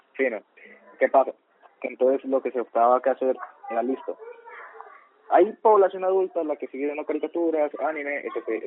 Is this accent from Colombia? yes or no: yes; Colombia; Somos colombianos de ultraderecha